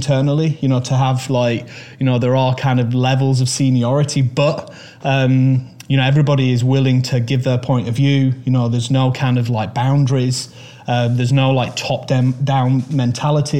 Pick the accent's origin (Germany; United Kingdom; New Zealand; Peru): United Kingdom; Manchester, North West England; I was born in Manchester. I lived on Marsden Moor and kind of Saddleworth Moor